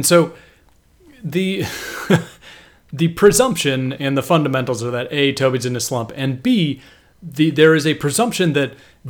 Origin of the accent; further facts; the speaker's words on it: California, United States; Cause I'm from California.